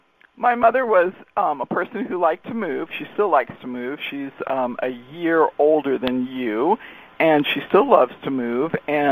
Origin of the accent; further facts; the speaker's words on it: Torrance, California, United States; I was raised in Torrance. I was born at Torrance Memorial, and I was raised in Torrance.